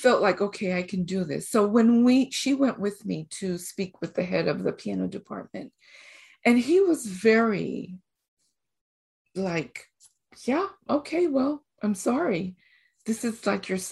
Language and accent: English; Costa Rica; moved away; also born or lived in Mexico / Fort Worth, Texas; I am originally from Costa Rica. Mm. I've been in school in Costa Rica and in Mexico for elementary, high school, and then college in Mexico